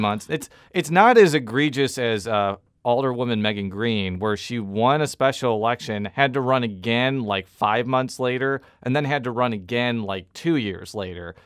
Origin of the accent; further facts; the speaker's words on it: Illinois, United States; also born or lived in Columbia, Missouri; now in St. Louis, United States; I'm from Illinois, too